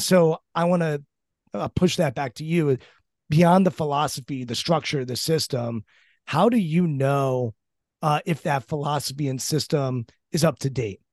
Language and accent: English; Washington, District of Columbia, United States; growing up in Washington when I grew up, where you couldn't get into R F K Stadium